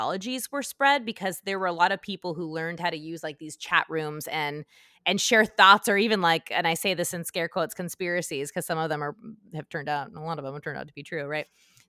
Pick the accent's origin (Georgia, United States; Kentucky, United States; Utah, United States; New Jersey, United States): Utah, United States; I'm from Utah.